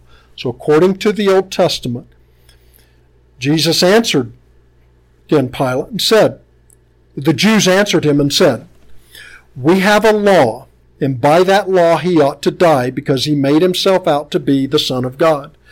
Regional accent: Tennessee, United States; I'm from Tennessee

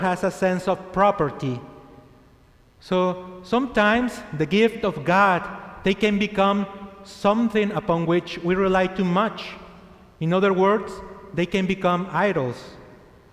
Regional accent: Chihuahua, Mexico; English is a second language; moved away as an adult; also born or lived in El Paso, Texas; I was born in Chihuahua, Mexico, and I'm 34 years old

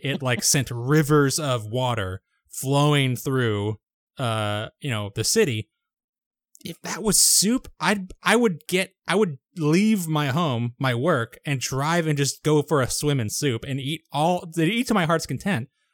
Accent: United States; I'm an American

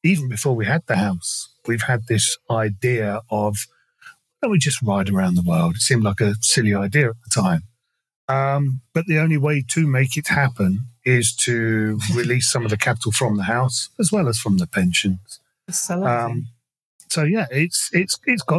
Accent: England, United Kingdom; I'm also from England.

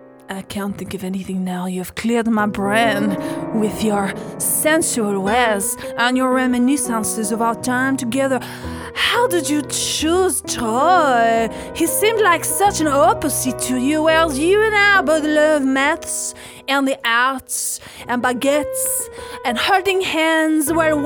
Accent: France; English is a second language; No, because I'm from France.

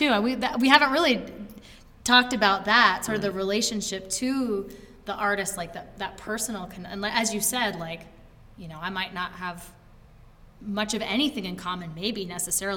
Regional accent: Brattleboro, Vermont, United States; I grew up in Brattleboro

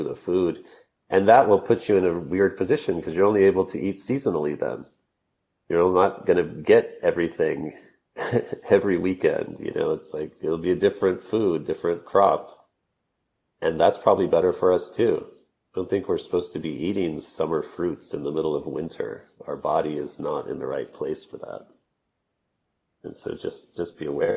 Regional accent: Texas, United States; I grew up in Texas

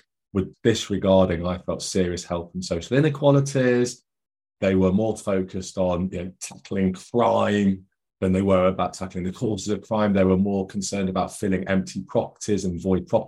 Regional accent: Nottingham, East Midlands, United Kingdom; I grew up in Nottingham in the East Midlands here in the UK.

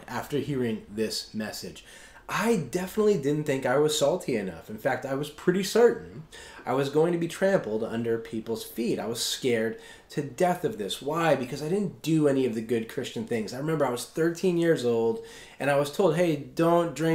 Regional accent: Long Island, New York, United States; growing up on Long Island, Catholic Mass is everywhere

